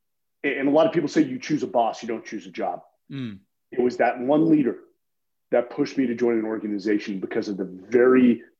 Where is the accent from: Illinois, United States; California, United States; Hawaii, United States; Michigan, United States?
California, United States; San Francisco; I grew up in San Francisco, which isn't exactly a hotbed of military recruitment, especially these days.